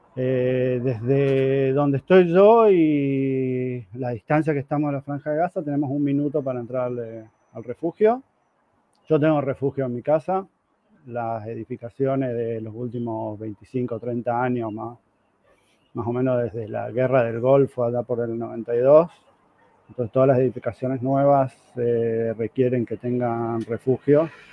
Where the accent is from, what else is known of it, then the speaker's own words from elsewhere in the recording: Corrientes, Argentina; now in Israel; yo soy correntino